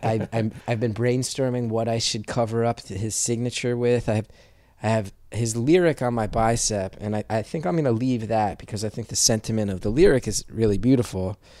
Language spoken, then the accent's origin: English; West Orange, New Jersey, United States; I grew up in West Orange, New Jersey